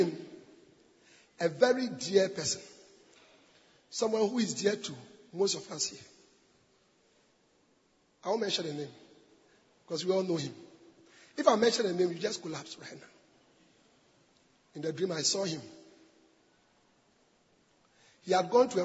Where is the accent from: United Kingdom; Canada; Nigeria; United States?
Nigeria; I'm from Nigeria